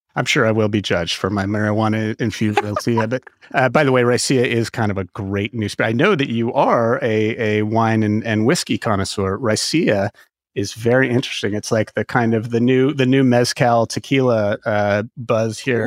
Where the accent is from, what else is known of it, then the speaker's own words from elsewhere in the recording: California, United States; I am a Californian at heart